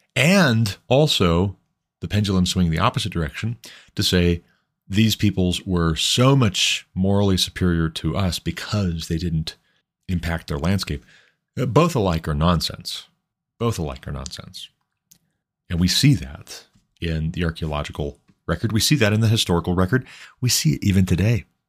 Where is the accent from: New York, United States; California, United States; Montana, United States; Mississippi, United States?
Montana, United States; I am from Montana